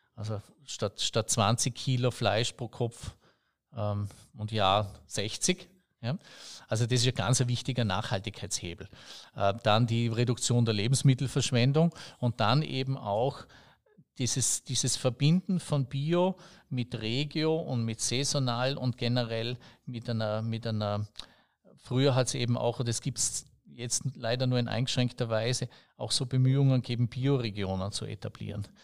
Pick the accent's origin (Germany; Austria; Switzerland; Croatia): Austria; Bregenz, Vorarlberg; ich bin aus Bregenz und ich, ich bin da eher ein Städter